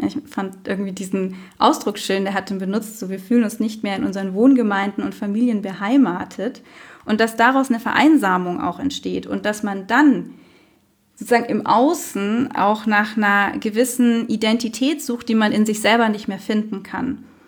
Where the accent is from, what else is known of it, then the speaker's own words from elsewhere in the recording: Munich, Bavaria, Germany; also born or lived in Heidelberg; für mich war ganz klar München meine Heimat